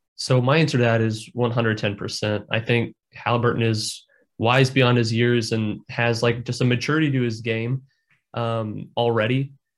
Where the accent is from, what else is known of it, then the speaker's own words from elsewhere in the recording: Indiana, United States; I'm born and raised in Indiana